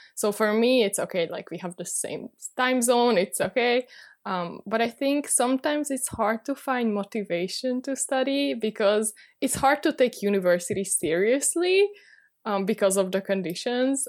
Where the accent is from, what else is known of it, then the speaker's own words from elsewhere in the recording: Budapest, Hungary; moved away as an adult; now in Paris, France; I'm originally from Budapest, Hungary, but I moved to Paris last year